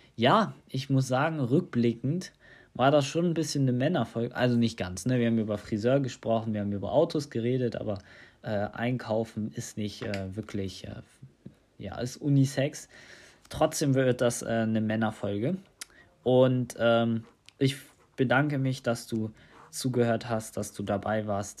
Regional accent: Tunisia; now in Germany; in Tunesien, in meiner Heimat

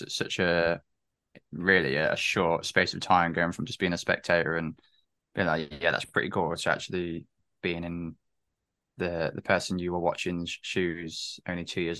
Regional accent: England, United Kingdom; Because as people can tell, we're from England. We don't get that much snow then

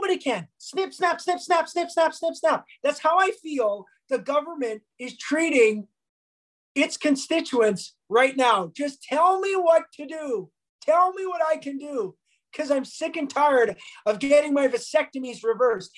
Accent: Bonnyville, Alberta, Canada; We're both here from Bonnyville

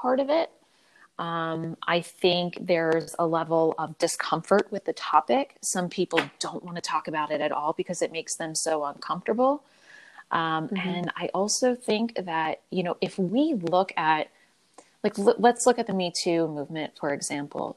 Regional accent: Philadelphia, Pennsylvania, United States; I was born and raised in Philadelphia.

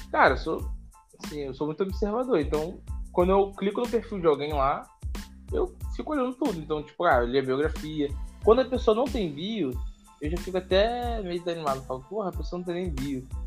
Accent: Niterói, Rio de Janeiro, Brazil; cara, eu tenho 23 anos, sou de Niterói.

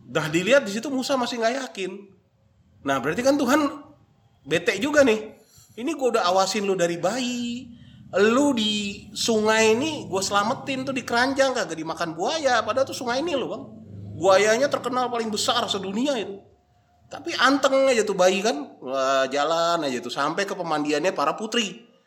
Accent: North Sumatra, Indonesia; Kalau saya orang Batak nih bang, namanya mangkoli mudar.

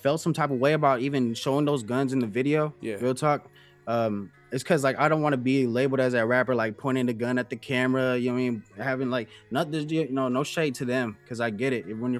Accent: California, United States; also born or lived in Germany / Japan; I lived in, like, Japan. I lived in a lot of places. But home to me, though. Home is like California. I was born in California. Like every summer you'll see me in Cali.

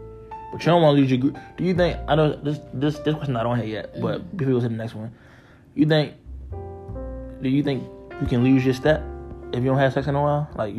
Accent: Baltimore, Maryland, United States; I'm from Baltimore, baby.

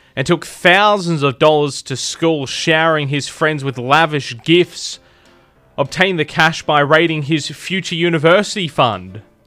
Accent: Adelaide, South Australia, Australia; moved away as an adult; also born or lived in Tamworth; I was from Adelaide.

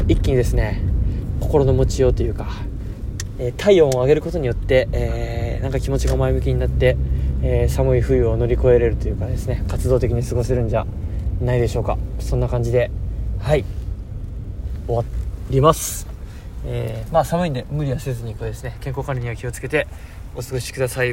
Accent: Okayama, Japan; now in Goto, Japan; 気温だけ見ると、僕の実家の方が、あのー、零度とか、氷点下マイナス一、二度行ってたんで、気温だけだと、やっぱうん、岡山の方が寒かったな

